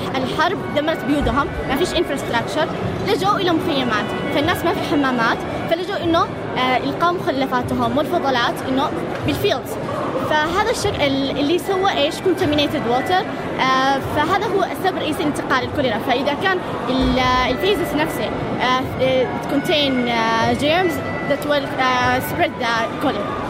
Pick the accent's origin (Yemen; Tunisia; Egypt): Yemen; أنا وإيمان من اليمن